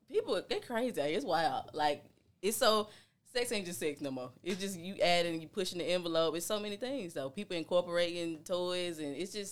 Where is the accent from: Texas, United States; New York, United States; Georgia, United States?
Georgia, United States; Atlanta; I'm from Atlanta too